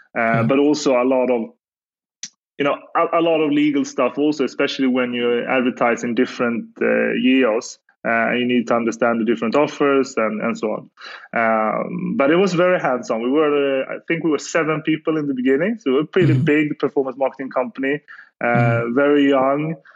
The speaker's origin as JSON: {"language": "English", "town": "Gothenburg", "region": "Västra Götaland", "country": "Sweden", "said": "I'm from Gothenburg, Sweden"}